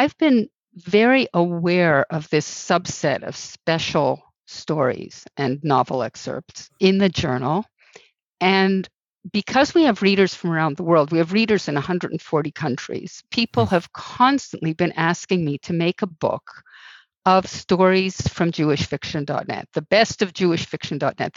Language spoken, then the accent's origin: English; Montreal, Quebec, Canada; I'm from Montreal. I'm Canadian.